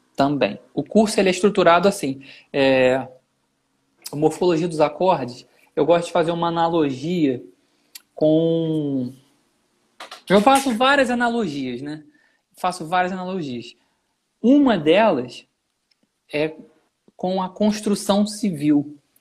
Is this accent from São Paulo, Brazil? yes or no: no; Nova Friburgo, Rio de Janeiro, Brazil; eu sou de Friburgo e eu fui para o Rio